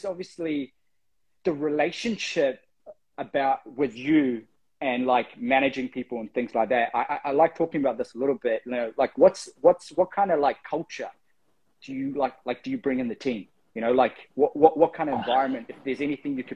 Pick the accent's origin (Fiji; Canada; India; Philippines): Fiji; Being Pacifica, I'm from Fiji